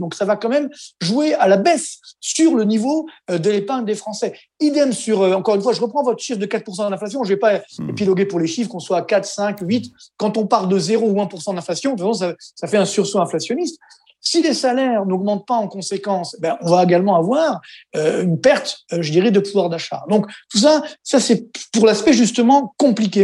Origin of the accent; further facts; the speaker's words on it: Orly, Île-de-France, France; je viens des cités HLM d'Orly, euh, donc je m'en suis sorti